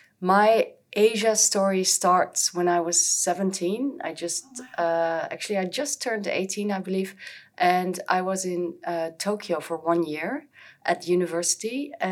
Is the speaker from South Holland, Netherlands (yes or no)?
yes; The Hague, South Holland, Netherlands; moved away as an adult; now in Hong Kong; I've been living in Hong Kong for just over 7 years. I'm from The Hague originally in the Netherlands